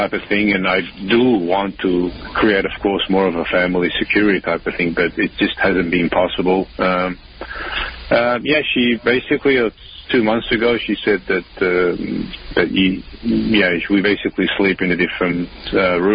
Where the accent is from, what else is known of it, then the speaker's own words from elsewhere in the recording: Melbourne, Victoria, Australia; moved away as an adult; I'm originally from Melbourne, Australia